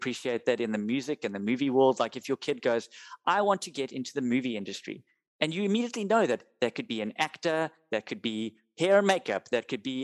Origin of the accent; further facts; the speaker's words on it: South Africa; we're South African and it's part of our culture